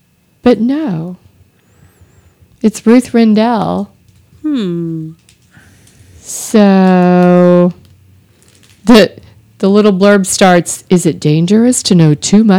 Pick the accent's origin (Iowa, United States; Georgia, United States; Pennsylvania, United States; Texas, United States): Texas, United States; Austin; I grew up in Austin.